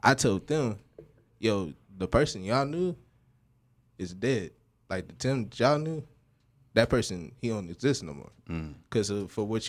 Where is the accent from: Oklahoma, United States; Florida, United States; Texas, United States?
Texas, United States; Dallas; I came from Oak Cliff. I grew up right there on Keystone Pope